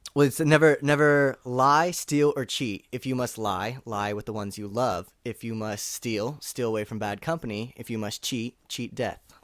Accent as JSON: {"language": "English", "town": "Orinda", "region": "California", "country": "United States", "tie": "born or raised there", "moved": "as an adult", "lives_now": "Los Angeles, United States", "said": "my family, we grew up in a small town called Orinda, which is just twenty minutes outside of San Francisco"}